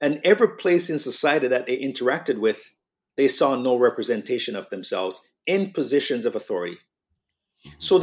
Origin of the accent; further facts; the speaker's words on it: Jamaica; accent: Jamaican; also born or lived in Canada; now in Toronto, Canada; If I wasn't raised in Jamaica